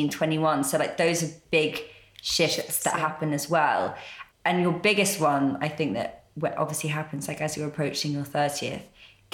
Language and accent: English; London, United Kingdom; we grew up in London and went to London day schools